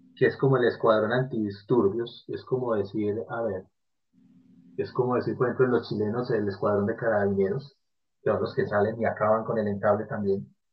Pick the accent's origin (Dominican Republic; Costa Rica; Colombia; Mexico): Colombia; Medellín, Antioquia; en Medellín, en la ciudad de donde yo soy, mi ciudad natal